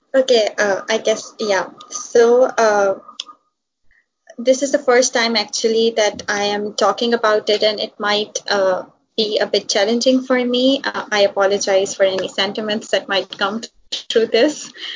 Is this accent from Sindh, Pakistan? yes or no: yes; Hyderabad, Sindh, Pakistan; moved away as an adult; now in Karachi, Pakistan; I'm from Hyderabad, and then we moved to the cosmopolitan city of Karachi